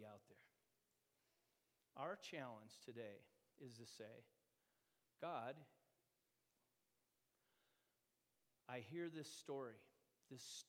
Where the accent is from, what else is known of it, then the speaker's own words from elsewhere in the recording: United States; As American people